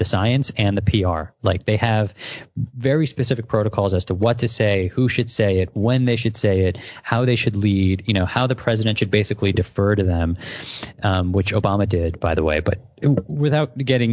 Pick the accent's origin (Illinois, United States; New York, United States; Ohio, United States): New York, United States; I'm a New Yorker